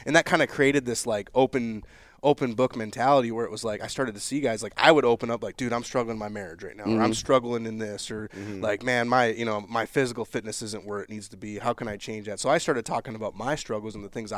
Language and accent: English; Minnesota, United States; growing up in Minnesota, doing deer hunting camp every year